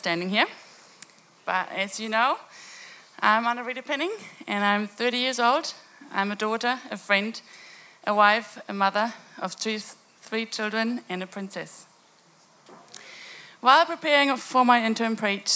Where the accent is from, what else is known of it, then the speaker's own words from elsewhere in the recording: Germany; I have been born and growing up in Germany